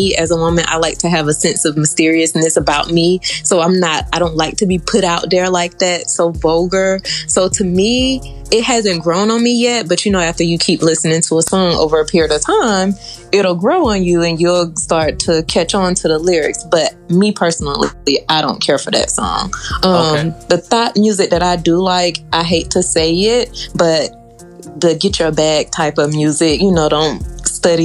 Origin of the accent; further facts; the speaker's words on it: Atlanta, Georgia, United States; I'm from Atlanta, Georgia